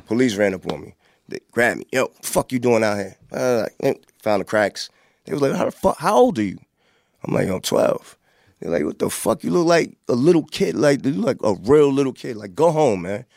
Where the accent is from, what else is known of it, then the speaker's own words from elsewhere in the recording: Hempstead, New York, United States; also born or lived in Queensbridge, New York; growing up in Hampstead